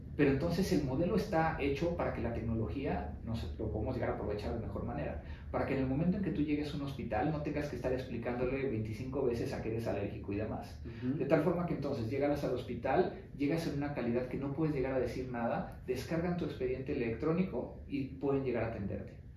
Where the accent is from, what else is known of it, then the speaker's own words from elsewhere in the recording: Mexico; ser reconocido como un mexicano que, es exitoso como empresario